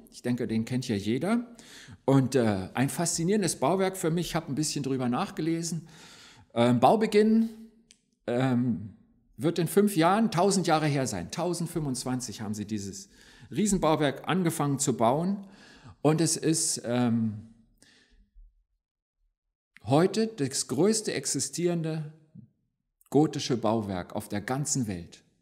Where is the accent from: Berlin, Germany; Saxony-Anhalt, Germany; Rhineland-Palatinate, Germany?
Berlin, Germany; born there; Ich bin ja gebürtiger Berliner. Die zweite Kirche, die ich mitgebracht habe, steht in Berlin.